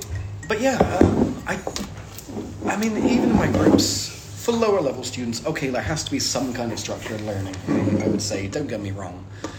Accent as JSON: {"language": "English", "region": "South West England", "country": "United Kingdom", "lives_now": "Saint Petersburg, Russia", "said": "I mean, I'm living in St. Pete's normally. And everyone's like, oh, it must be really hard. It's like, I come from England. It's basically the same."}